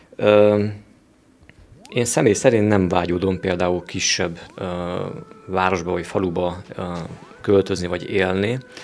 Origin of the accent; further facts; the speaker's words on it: Oradea, Bihor County, Romania; én is ott születtem. Még így is van olyan, hogy kicsinek érzem azt a városom